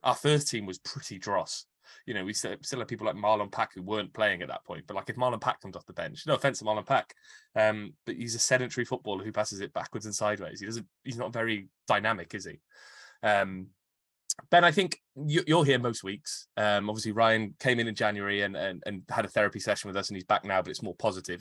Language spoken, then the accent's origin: English; Cardiff, Wales, United Kingdom; I, I grew up in Canton.